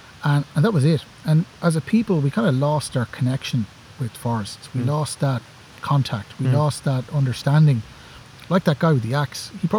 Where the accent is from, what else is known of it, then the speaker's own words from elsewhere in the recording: Dublin, County Dublin, Ireland; I grew up in Dublin. Like lots of people probably listen to this, I grew up in a housing estate in Dublin.